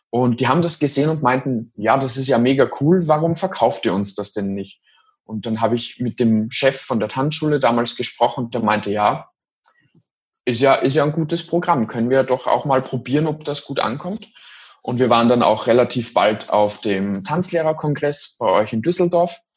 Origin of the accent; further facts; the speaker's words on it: Austria; also ich bin aus Österreich und in Österreich ist es noch sehr, sehr stark in der Tradition verankert